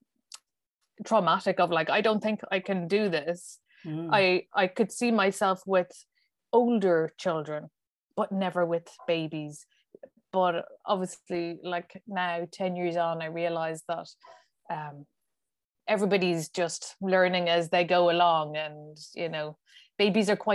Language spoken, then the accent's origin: English; Kilkenny, Leinster, Ireland; now in Dublin, Ireland; I live in Dublin now, but I grew up down in Kilkenny